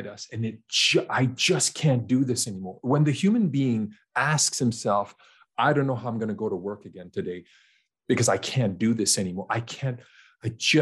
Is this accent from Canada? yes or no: yes; Canada; a young Canadian man growing up in Canada